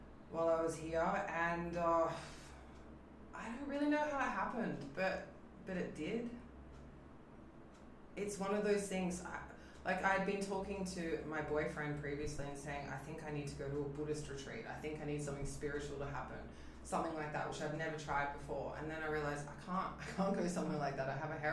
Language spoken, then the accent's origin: English; Australia; moved away; I'm from Australia